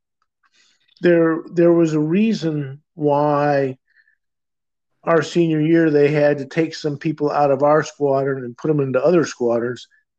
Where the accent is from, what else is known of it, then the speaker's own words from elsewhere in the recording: Midwest, United States; Well, I grew up in the Midwest, so we moved around a bit.